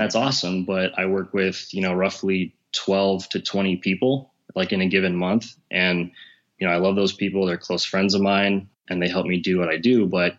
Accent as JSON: {"language": "English", "town": "Cleveland", "region": "Ohio", "country": "United States", "said": "I'm from Cleveland, Ohio, and I run an online health fitness business."}